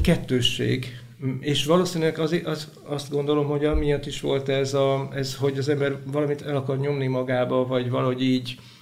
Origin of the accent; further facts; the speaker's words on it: Sárvár, Vas, Hungary; Vasmegyei vagyok, Sárváron születtem